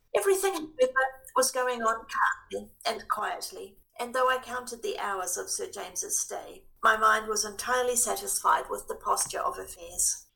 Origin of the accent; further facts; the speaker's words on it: Christchurch, Canterbury, New Zealand; moved away as an adult; now in Wellington, New Zealand; I'm born and bred in Christchurch, have lived in Wellington for quite some years now.